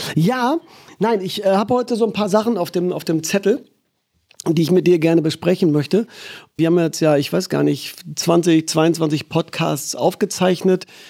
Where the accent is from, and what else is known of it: Germany